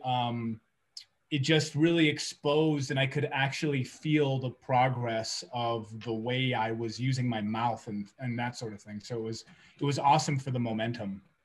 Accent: California, United States; moved away as an adult; now in New Mexico, United States; I grew up in California, and that's where I where I spent a lot of my time.

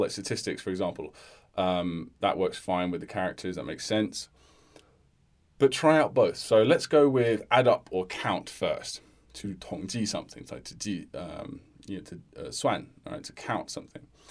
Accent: United Kingdom; as a British person

